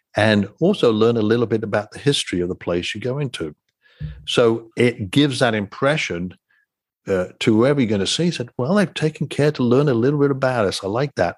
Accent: England, United Kingdom; moved away; I'm from England

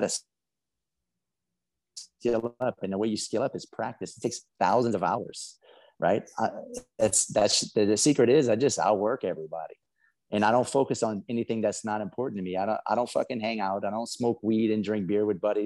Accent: South Louisiana, United States; I'm from South Louisiana. I got a funny accent. We crawfish and alligators and all that crazy stuff.

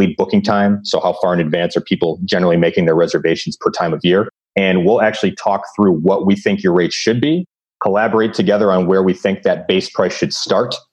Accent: Chicago, Illinois, United States; now in Los Angeles, United States; I'm originally from Chicago. I live in Los Angeles

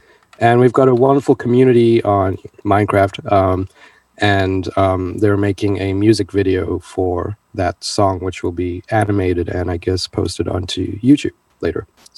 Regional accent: South Africa; also born or lived in Boston / Spain; now in Los Angeles, United States; I grew up in South Africa, born and raised. Then I moved out to Boston, and from Boston, I stayed a year in Spain, and then to Los Angeles.

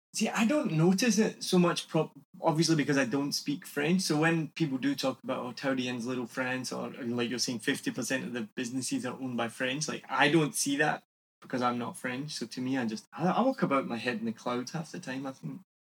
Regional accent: Scotland, United Kingdom; now in Vietnam; I'm from Scotland

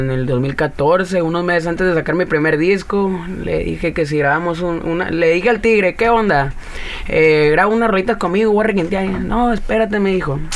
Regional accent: Caborca, Sonora, Mexico; moved away as an adult; now in Arizona, United States; Yo soy del pueblo de Caborca, Sonora

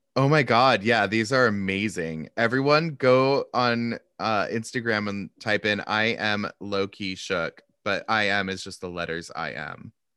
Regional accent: Seattle, Washington, United States; moved away; also born or lived in Montana; I was from Seattle

